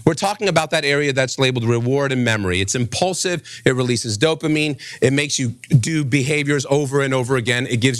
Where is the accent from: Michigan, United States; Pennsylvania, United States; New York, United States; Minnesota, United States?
New York, United States; New York City; When I was raised in New York City